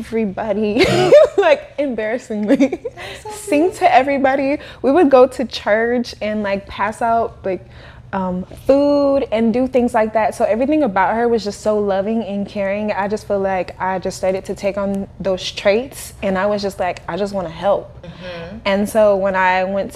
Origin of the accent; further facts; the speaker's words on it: Kansas City, United States; moved away; I'm from Kansas City. So when I lived in Kansas City